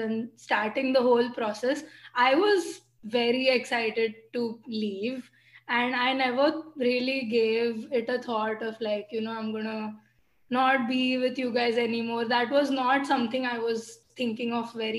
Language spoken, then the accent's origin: English; Thane, Maharashtra, India; moved away as an adult; also born or lived in Minneapolis; now in Amherst, United States; I grew up in Thane, which is near Mumbai.